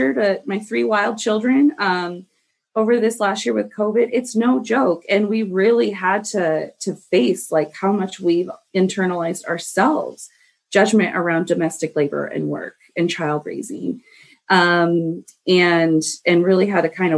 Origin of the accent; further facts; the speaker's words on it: United States; I was raised in the United States